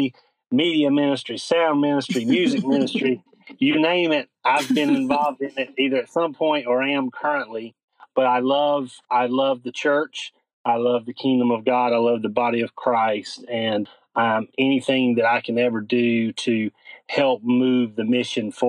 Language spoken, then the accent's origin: English; North Carolina, United States; born and raised in North Carolina. That's where I currently am